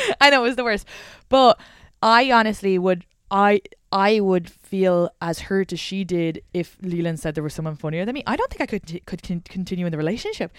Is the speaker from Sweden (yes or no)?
no; Ireland; moved away; I'm from the Republic of Ireland